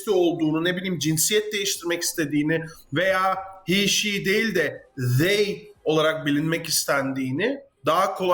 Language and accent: Turkish; Netherlands; Hollanda'dayım mesela. Ee, ve Hollandalıyım.